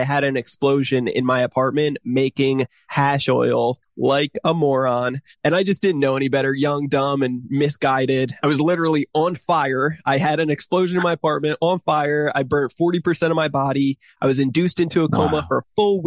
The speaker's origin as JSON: {"language": "English", "region": "New Jersey", "country": "United States", "tie": "born or raised there", "said": "I grew up in New Jersey, single parent mother"}